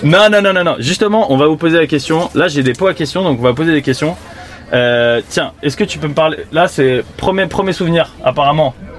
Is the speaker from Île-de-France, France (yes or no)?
yes; Île-de-France, France; je suis né en, en Ile-de-France et j'ai pas eu de prévention par les gendarmes euh, dans mon collège ou mon lycée